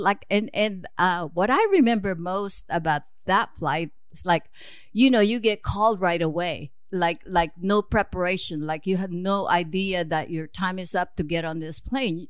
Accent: suburb of Manila, Metro Manila, Philippines; moved away as an adult; now in United States; I was born in Manila, Philippines, actually a suburb of, uh, Manila

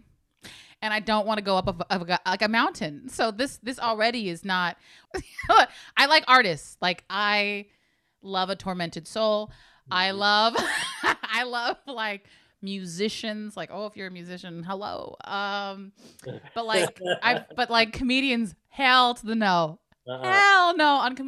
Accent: Hayward, California, United States; We had a lot of Filipinos and stuff growing up in Hayward

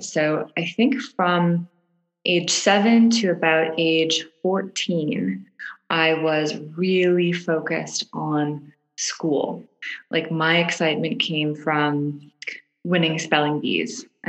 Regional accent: Toronto, Ontario, Canada; I grew up in Canada. I grew up in Toronto, Canada. I was one of two girls in a conservative, I'd say my family was pretty conservative family growing up, upper middle class, middle to upper class, middle class, in a little suburb in Toronto.

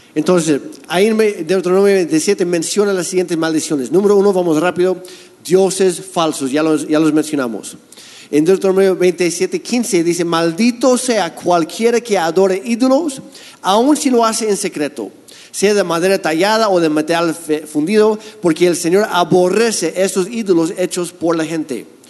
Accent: Canada; now in Mexico; yo soy canadiense

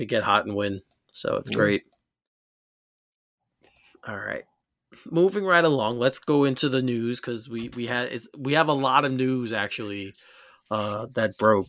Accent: Elmont, New York, United States; He went to Elmont High School, which is the town I grew up in.

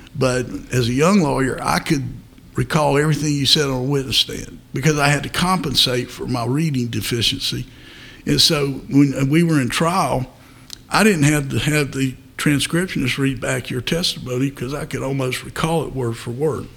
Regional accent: Fayetteville, North Carolina, United States; also born or lived in New Bern, North Carolina; I was born in Newbern, but I grew up in Fayetteville.

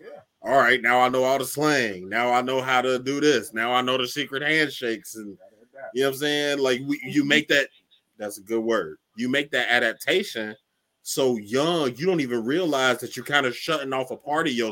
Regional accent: Cincinnati, Ohio, United States; I'm from Cincinnati

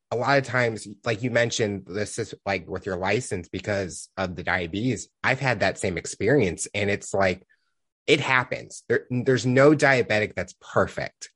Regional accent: Missouri, United States; I'm from Missouri

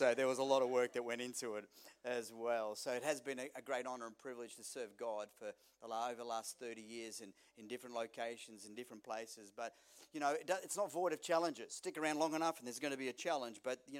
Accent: Melbourne, Victoria, Australia; born there; she was born in England, I was born in Melbourne

